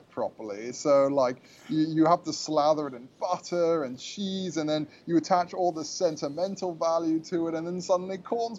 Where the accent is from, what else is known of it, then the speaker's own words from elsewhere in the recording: England, United Kingdom; now in United States; my mom's American, my dad's very English. I was born in America. I have both passports.